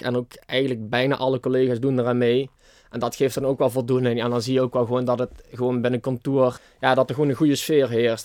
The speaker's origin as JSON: {"language": "Dutch", "town": "Baarlo", "region": "Limburg", "country": "Netherlands", "said": "ik kom uit Barlo."}